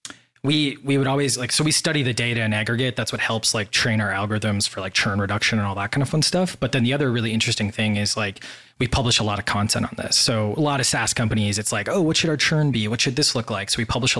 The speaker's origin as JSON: {"language": "English", "region": "Wisconsin", "country": "United States", "tie": "born or raised there", "also_born_or_lived": "Washington, D.C. / Boston", "moved": "as an adult", "lives_now": "Puerto Rico", "said": "I grew up in Wisconsin, and then after school, I moved to D.C."}